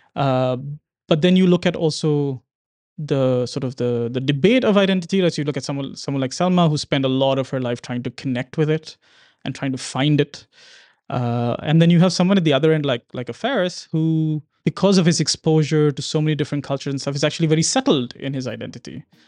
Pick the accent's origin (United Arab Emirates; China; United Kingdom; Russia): United Arab Emirates; Dubai; I'm Indian in terms of origin, but I grew up here